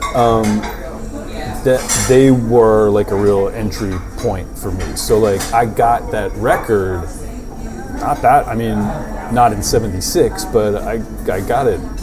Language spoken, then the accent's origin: English; Bloomfield, New Jersey, United States; but Bloomfield it had a I guess when I was growing up it had a kind of a, it was kind of a geriatric town